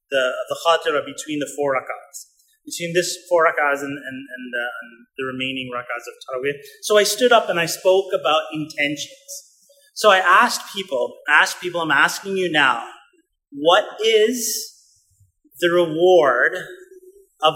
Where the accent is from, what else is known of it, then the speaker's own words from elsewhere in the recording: Winnipeg, Manitoba, Canada; We grew up in Winnipeg, Manitoba, Canada, in the middle of Canada, freezing cold.